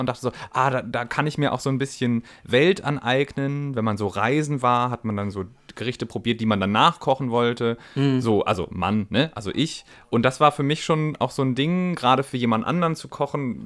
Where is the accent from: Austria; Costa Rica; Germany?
Germany; Northern Germany; also born or lived in Bavarian Swabia; now in Baden-Württemberg, Germany; ich als Norddeutscher